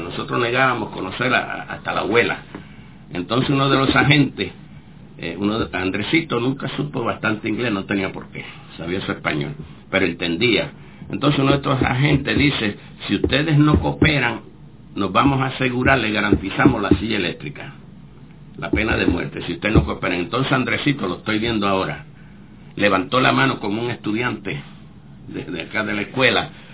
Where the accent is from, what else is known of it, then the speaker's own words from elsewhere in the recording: Puerto Rico; moved away as an adult; also born or lived in Cuba; no somos norteamericanos, somos puertorriqueños